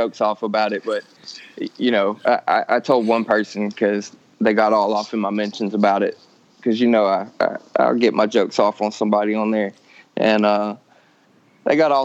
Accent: McComb, Mississippi, United States; moved away as an adult; now in San Francisco Bay Area, United States; I'm from Macomb, Mississippi

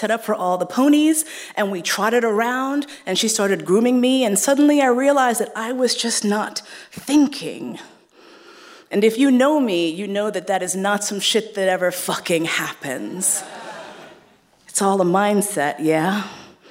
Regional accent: New York City, New York, United States; I grew up in Manhattan, in East Harlem

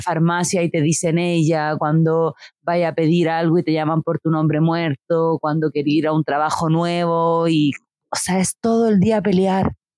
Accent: Santiago, Santiago Metropolitan Region, Chile; moved away as an adult; yo viví toda mi vida en Santiago, como que soy una persona muy santiaguina

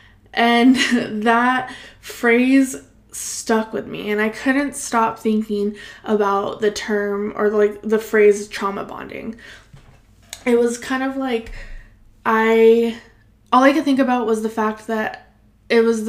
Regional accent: Salinas Valley, California, United States; now in Bay Area, United States; I grew up in the Salinas Valley, which is this beautiful little pocket of farm ag area, close to the Monterey Bay

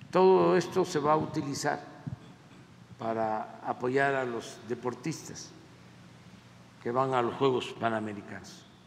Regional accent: Mexico; nosotros los mexicanos

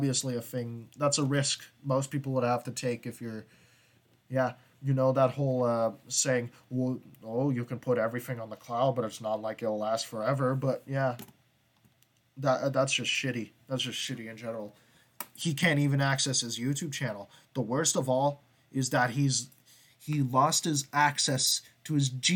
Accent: Canada; I'm Canadian

